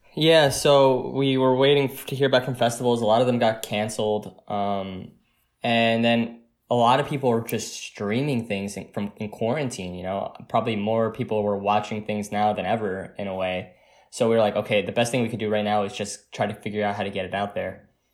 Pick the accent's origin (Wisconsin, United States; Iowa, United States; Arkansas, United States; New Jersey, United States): New Jersey, United States; I'm from New Jersey, and me and Danny from New Jersey